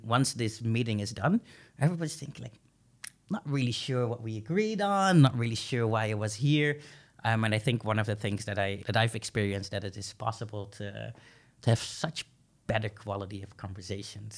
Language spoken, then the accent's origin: English; Groningen, Netherlands; I was born and raised here in Groningen, um, but I come from an Indonesian family